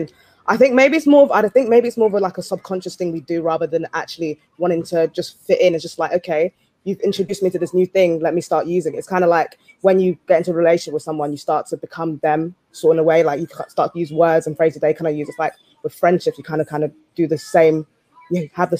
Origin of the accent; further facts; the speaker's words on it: Nigeria; my parents raised me to like be proud of who I am, be proud of being Nigerian, be proud of being a Black woman.